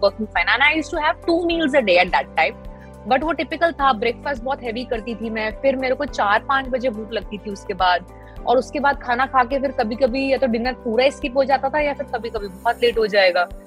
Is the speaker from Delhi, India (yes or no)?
yes; Delhi, India; मैं दिल्ली से हूँ